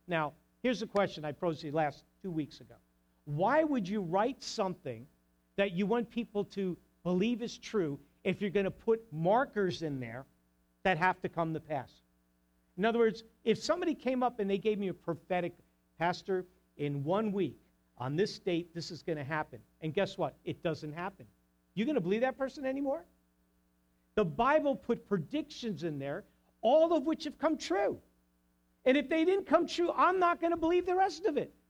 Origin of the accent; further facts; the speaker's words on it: New Jersey, United States; I'm from New Jersey.